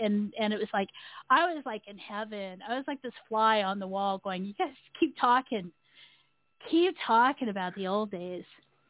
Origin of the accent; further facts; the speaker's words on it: Texas, United States; the only thing that gets me is that I'm from Texas, according to them, even though I'm a military brat.